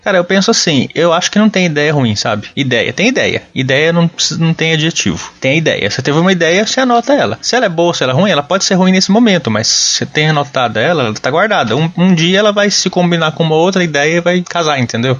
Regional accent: Uberaba, Minas Gerais, Brazil; moved away as an adult; now in Sorocaba, Brazil; Eu nasci em Uberaba, Minas Gerais, mas moro desde 2009 em Sorocaba, São Paulo

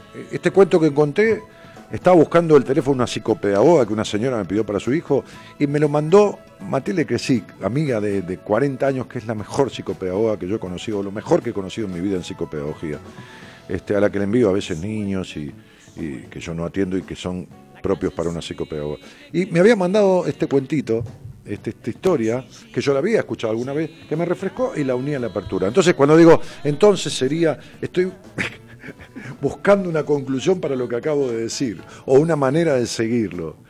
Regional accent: Ramos Mejía, Buenos Aires Province, Argentina; Ramos Mejía, que es mi pueblo

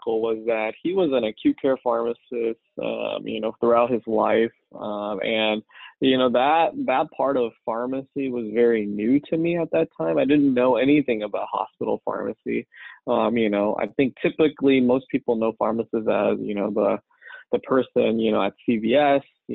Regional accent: Rosemead, California, United States; I was born and raised in Rosemead, California, near Pasadena

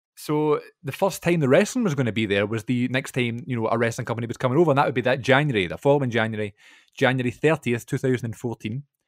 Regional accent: Glasgow, Scotland, United Kingdom; my hometown

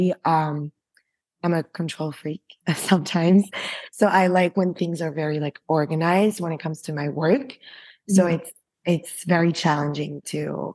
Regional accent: Paris, Île-de-France, France; moved away as an adult; also born or lived in London / New York; now in Tel Aviv, Israel; I'm French and I was born in Paris and I grew up in Paris until I was like 17.

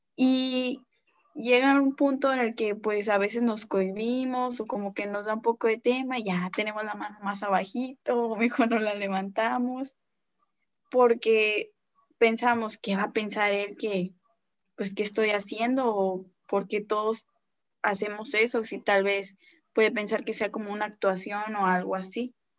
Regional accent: González, Tamaulipas, Mexico; soy de González, Tamaulipas

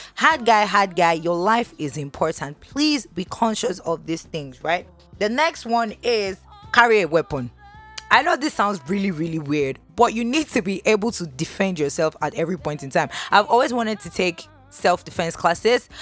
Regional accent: Nigeria; being a Nigerian woman

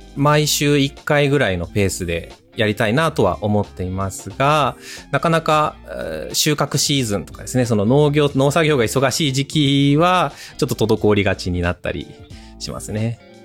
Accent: Hokkaido, Japan; moved away as an adult; 生まれ故郷の北海道に

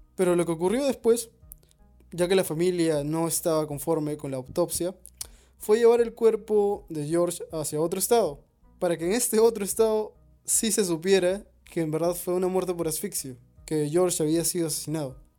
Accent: Peru; Somos peruanos

